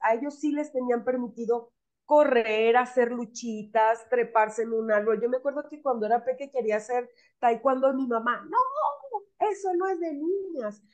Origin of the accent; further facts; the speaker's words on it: Sinaloa, Mexico; soy de Sinaloa